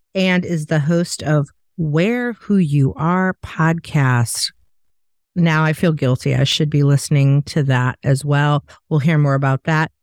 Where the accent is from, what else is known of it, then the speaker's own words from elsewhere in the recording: Chicago, Illinois, United States; I'm from Chicago